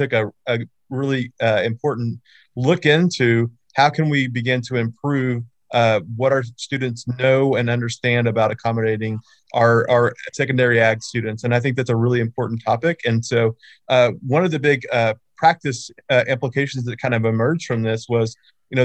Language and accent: English; Oklahoma, United States; moved away as an adult; also born or lived in North Carolina; now in Louisiana, United States; I'm originally from Oklahoma. I was a high school ag teacher for 4 years there